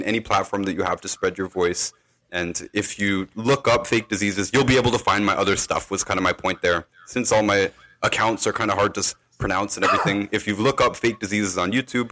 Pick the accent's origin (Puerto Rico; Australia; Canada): Canada; I'm from Canada.